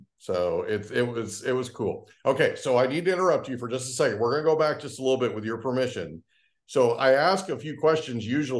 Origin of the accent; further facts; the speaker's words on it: Oklahoma, United States; So like when I grew up in Oklahoma, right? And from the time that I was brand new, I was out on a farm with my grandparents and my mom's parents, my maternal grandparents.